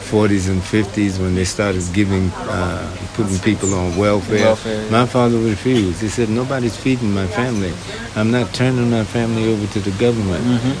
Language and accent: English; New York City, New York, United States; I come out 117th Street, and I grew up on Fifth Avenue in the 40s